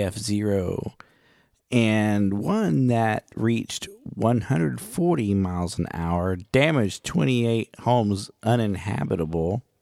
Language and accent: English; Oklahoma, United States; I'm from Oklahoma